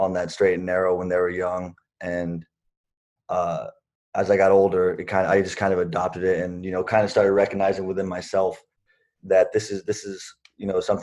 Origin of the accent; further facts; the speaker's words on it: Corcoran, California, United States; I grew up in Corcoran, California